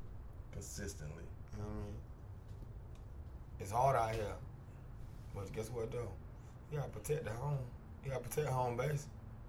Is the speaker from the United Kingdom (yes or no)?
no; United States; I'm American, too. I was born in America.